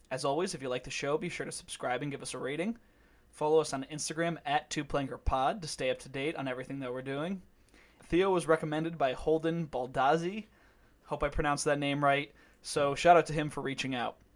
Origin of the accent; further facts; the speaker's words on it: Calgary, Alberta, Canada; moved away as an adult; now in Montreal, Canada; I grew up in Calgary, skiing at the resort there